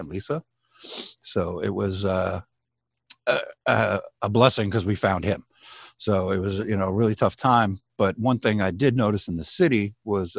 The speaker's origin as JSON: {"language": "English", "town": "New York City", "region": "New York", "country": "United States", "moved": "yes", "said": "I was originally from Bay Ridge, Brooklyn."}